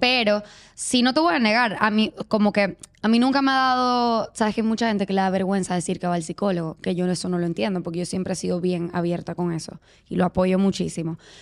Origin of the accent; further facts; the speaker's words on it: Venezuela; moved away as an adult; yo soy venezolana, pero tengo nueve años viviendo acá.